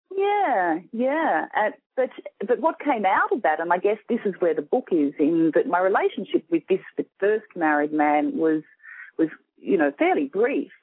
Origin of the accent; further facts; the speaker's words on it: Sydney, New South Wales, Australia; I'm from Sydney, Australia